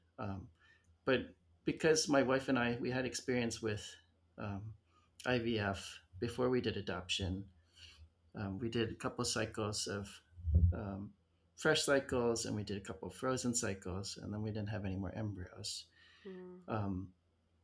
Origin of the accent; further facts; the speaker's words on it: Arizona, United States; moved away; I grew up in Arizona